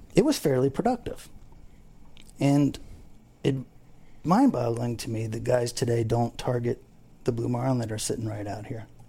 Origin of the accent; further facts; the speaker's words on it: Abaco Islands, Bahamas; now in Fort Lauderdale, United States; I grew up in the Abacos. I fished there forever.